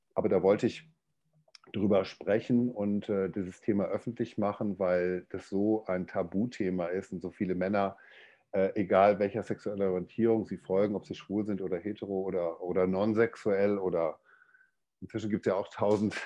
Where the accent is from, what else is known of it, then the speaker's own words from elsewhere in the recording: Dortmund, North Rhine-Westphalia, Germany; ich komme aus Deutschland, aus dem Ruhrgebiet, aus Dortmund. Also ich bin so ein Kohlenpott, äh, ein Kohlenpott-Kind, wie man das so schön sagt bei uns.